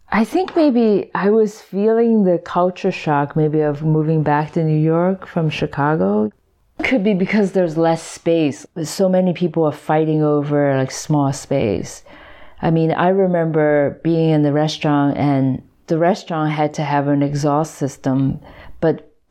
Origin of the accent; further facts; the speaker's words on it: Hong Kong; English is a second language; When I was in Hong Kong, like I barely spoke English, but by the time I came here, I had to learn English.